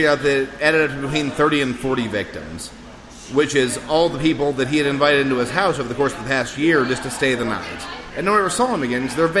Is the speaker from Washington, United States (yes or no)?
no; Jasper, Missouri, United States; I am from a bump in the road known as Jasper, Missouri.